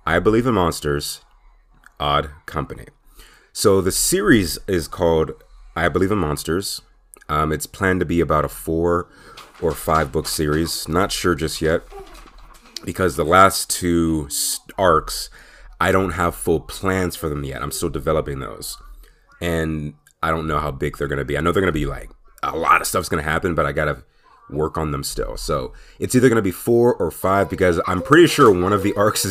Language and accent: English; Pittsburgh, Pennsylvania, United States; my hometown, Pittsburgh